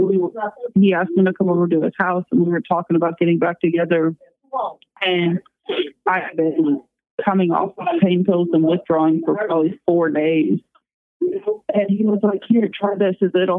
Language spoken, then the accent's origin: English; Rolla, Missouri, United States; In Rolla.